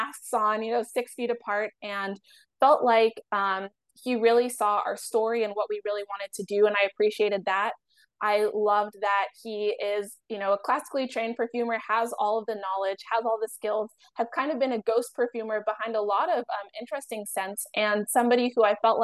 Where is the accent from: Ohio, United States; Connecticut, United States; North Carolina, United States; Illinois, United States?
Ohio, United States; now in New York, United States; I grew up in Ohio